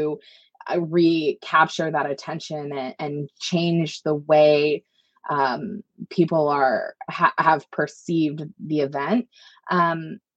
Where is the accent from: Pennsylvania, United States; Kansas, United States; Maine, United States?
Maine, United States; I grew up in Maine